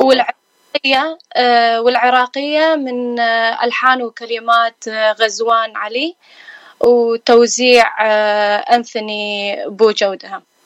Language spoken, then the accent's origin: Arabic; Iraq; now in California, United States; أنا من العراق آه، كلدانية صار لي آه، هنا بأمريكا 15 سنة